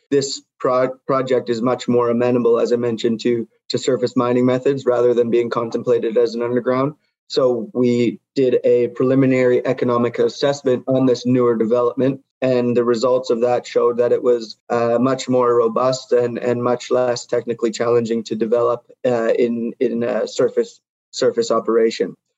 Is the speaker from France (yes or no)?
no; Vancouver, British Columbia, Canada; moved away as an adult; also born or lived in United States / Norway / Ecuador / Guatemala; I grew up in Vancouver, BC